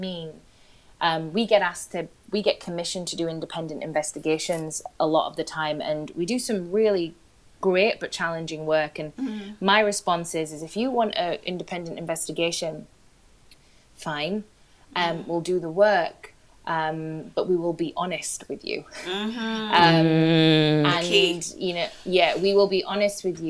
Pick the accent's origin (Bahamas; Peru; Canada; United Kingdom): United Kingdom; Huddersfield, Yorkshire and the Humber; moved away as an adult; now in London, United Kingdom; I grew up in Huddersfield